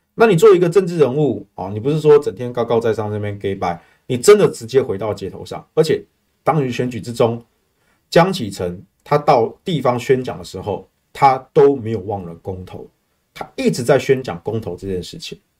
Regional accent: Taiwan; 我们台湾人很务实啦

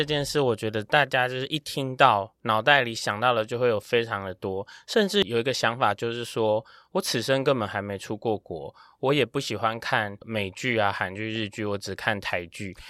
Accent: Taiwan; 呃，我的这个学历是财务金融，那我是台湾的。

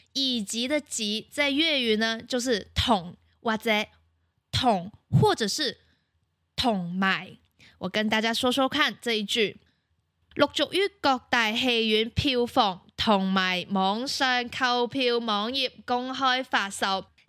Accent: Macau; 我是来自澳门的

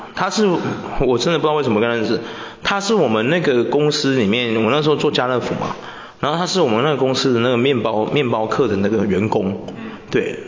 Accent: Taiwan; 我们台湾人

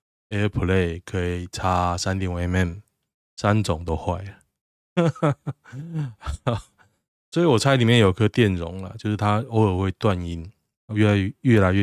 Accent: Taiwan; 我是台湾人，哈哈哈。

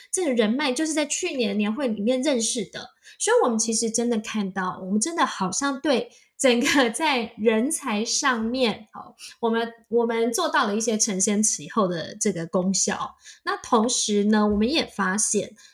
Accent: Taiwan; now in Silicon Valley, United States; 我们台湾人如何走出自己的舒适圈

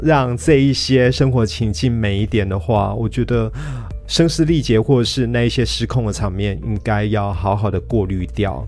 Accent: Kaohsiung, Taiwan; also born or lived in Dashe, Kaohsiung; 我小时候是住在仁武，嗯。那大概十九岁的时候搬到大社，嗯。但是仁武的老家，呃，后来还一直留着。嗯。那几年前，仁武老家三合院夷为平地。三合院。对，我是住过三合院的

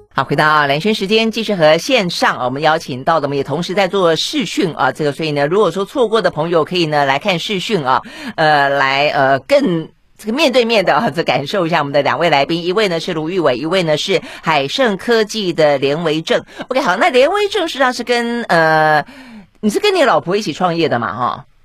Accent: Tainan, Taiwan; 这个台南是我老家

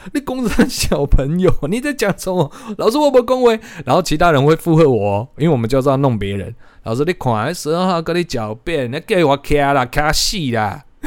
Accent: Taiwan; 毕竟我们乡下嘛，讲台语居多哈

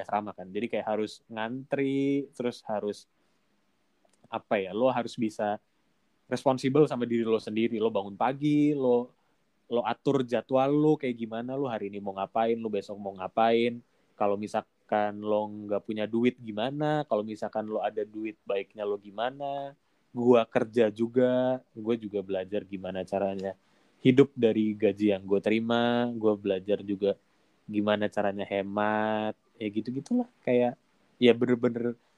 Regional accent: Indonesia; moved away as an adult; now in South Korea; kita orang Indo

